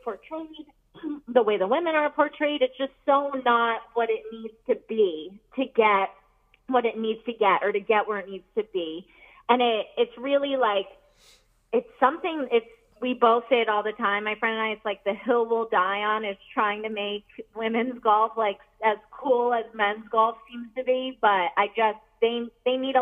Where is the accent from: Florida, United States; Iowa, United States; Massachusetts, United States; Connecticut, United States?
Connecticut, United States; I'm from Connecticut